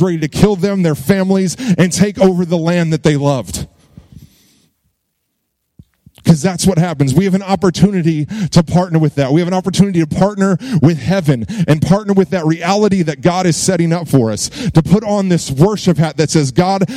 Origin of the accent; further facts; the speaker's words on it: Virginia Beach, Virginia, United States; moved away as an adult; also born or lived in Dallas, Texas; now in Burleson, United States; I'm from Virginia Beach, Virginia